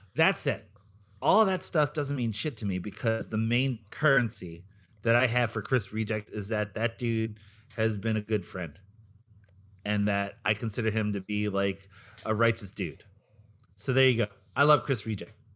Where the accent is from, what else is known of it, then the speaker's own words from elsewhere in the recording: Philippines; It's part of being Filipino